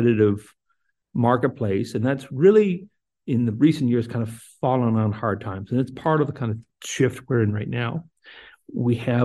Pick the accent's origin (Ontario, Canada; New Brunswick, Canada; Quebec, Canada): New Brunswick, Canada; moved away; So I'm originally from New Brunswick. So I think of back my youth about NBTEL.